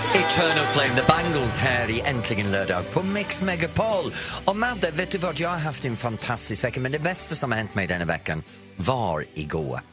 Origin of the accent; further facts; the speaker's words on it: England, United Kingdom; Swedish is a second language; now in Sweden; Jag växte upp med Eurovision i England